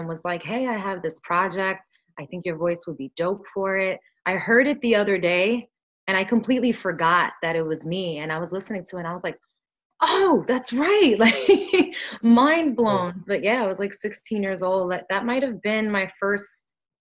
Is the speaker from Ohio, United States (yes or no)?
no; New York City, New York, United States; first language Spanish; English is a second language; I grew up in Brooklyn